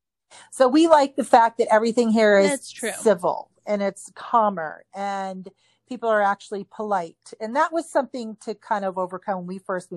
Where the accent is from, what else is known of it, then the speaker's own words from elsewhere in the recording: Hawaii, United States; also born or lived in Northeast US; now in Utah, United States; I grew up in Hawaii